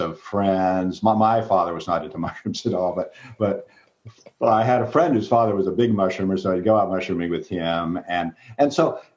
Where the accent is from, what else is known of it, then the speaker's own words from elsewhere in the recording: Seattle, Washington, United States; I grew up in Seattle